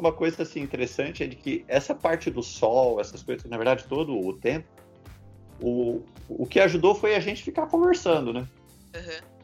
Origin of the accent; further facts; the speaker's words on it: São José dos Campos, São Paulo, Brazil; eu sou de São José dos Campos